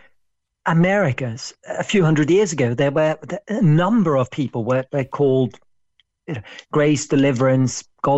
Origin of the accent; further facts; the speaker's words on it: Norway; I was born in Norway